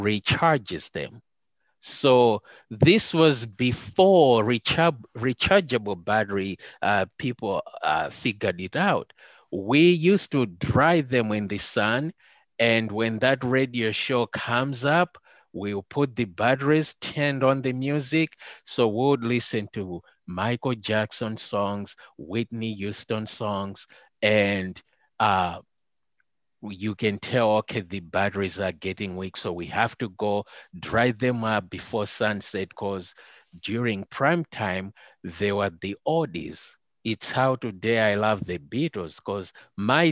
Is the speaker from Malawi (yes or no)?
yes; Malawi; first language Chichewa; English is a second language; moved away as an adult; now in United States; we're coming from Malawi where there were no televisions